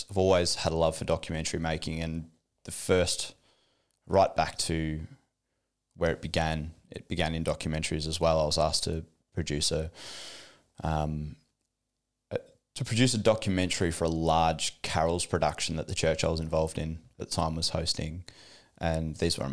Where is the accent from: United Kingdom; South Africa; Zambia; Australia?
Australia; Geelong, Victoria; also born or lived in Batesford / Vanuatu; I grew up in Geelong, Geelong kid, born and bred